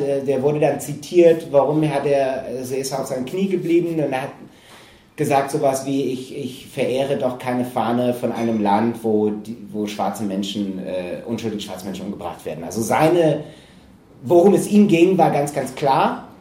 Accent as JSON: {"language": "German", "town": "Green Bay", "region": "Wisconsin", "country": "United States", "tie": "born or raised there", "moved": "yes", "said": "ich bin in Wisconsin aufgewachsen"}